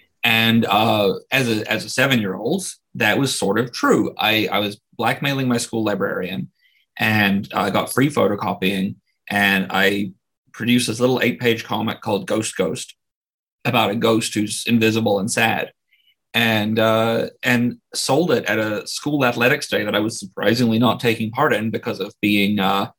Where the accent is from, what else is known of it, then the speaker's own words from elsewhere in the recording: New Zealand; I was born and raised there, lived there for 30 miserable years.